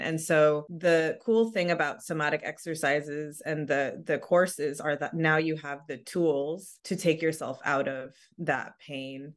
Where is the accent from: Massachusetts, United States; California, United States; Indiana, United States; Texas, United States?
California, United States; San Diego; I grew up in San Diego, which is Southern California.